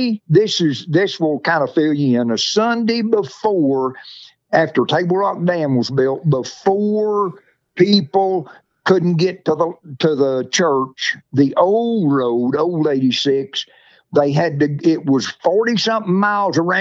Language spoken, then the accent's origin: English; Blue Eye, Missouri, United States; moved away as an adult; also born or lived in Mammoth Spring, Arkansas; now in Oak Grove, United States; Our dad took Bowman Pentecostal Church at Blue Eye, Missouri, just before I turned 5 years old